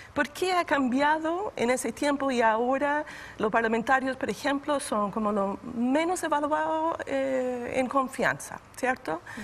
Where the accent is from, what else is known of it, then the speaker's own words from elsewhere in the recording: United States; now in Chile; vengo de Estados Unidos